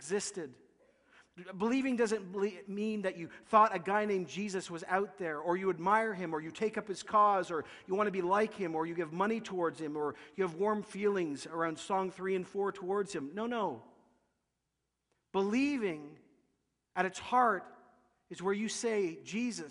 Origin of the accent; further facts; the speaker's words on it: Canada; We're kind people. We're religious people. We're Canadian